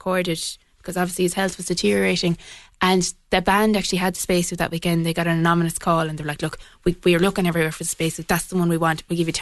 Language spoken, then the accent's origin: English; County Clare, Ireland; now in Galway, Ireland; I'm from County Clare